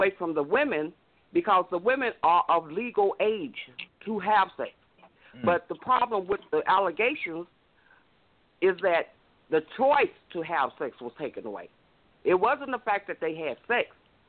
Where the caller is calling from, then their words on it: Illinois, United States; I'm calling from Illinois.